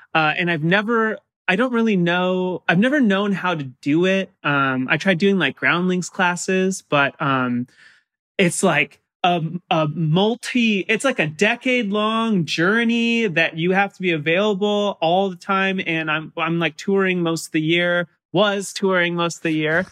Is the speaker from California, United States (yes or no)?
yes; San Clemente, California, United States; I grew up in San Clemente, which is like the bottom of Orange County, almost to San Diego